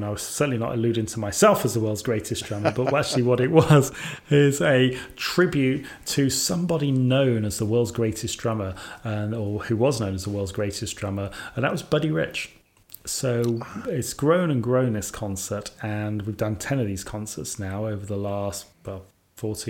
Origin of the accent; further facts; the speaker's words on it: Sutton Coldfield, West Midlands, United Kingdom; where I was born in Sutton Coldfield.